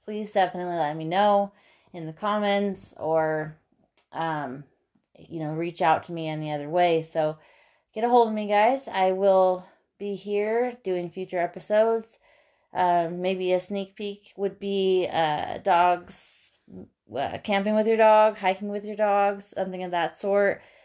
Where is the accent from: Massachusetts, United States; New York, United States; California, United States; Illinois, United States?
California, United States; Lake Arrowhead; also born or lived in Paso Robles, California / Redlands, California; I'm from the San Bernardino Mountains here in California, a little town called Lake Arrowhead, and I am twenty-seven years old